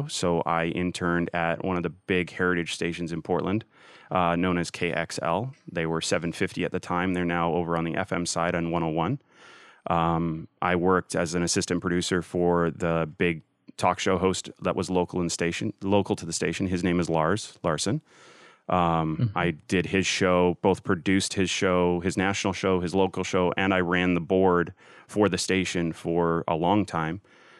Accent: Canada; now in United States; I'm Canadian.

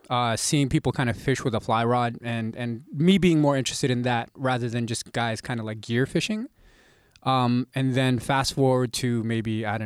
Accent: Mississauga, Ontario, Canada; also born or lived in Manila, Philippines / Toronto; we kind of moved to Mississauga

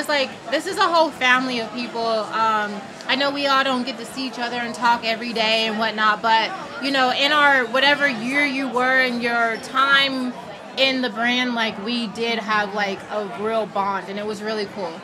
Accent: Las Vegas, Nevada, United States; moved away; I am based in Vegas. I'm born and raised in Vegas. Yes, I'm back home.

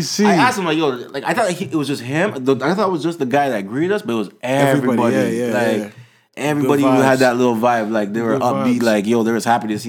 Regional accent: Montreal, Quebec, Canada; I was born in Montreal.

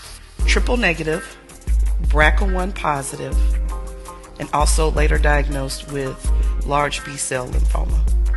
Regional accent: Brunswick, Georgia, United States; now in Columbia, United States; I live in Columbia, South Carolina, but I am from Brunswick, Georgia.

